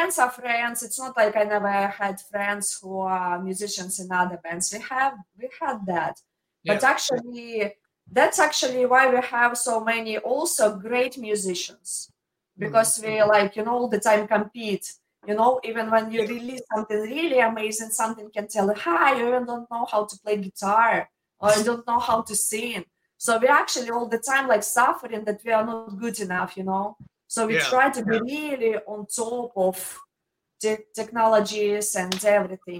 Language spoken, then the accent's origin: English; Ukraine; English is a second language; moved away as an adult; now in United States; my hometown is like 1 million people, so you know it's like pretty big, and in general we have pretty big cities like in Ukraine